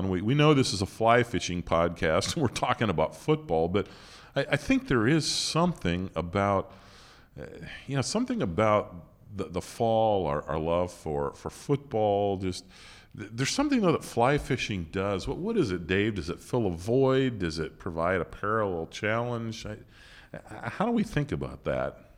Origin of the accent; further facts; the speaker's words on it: Montana, United States; I think that goes back to growing up in Montana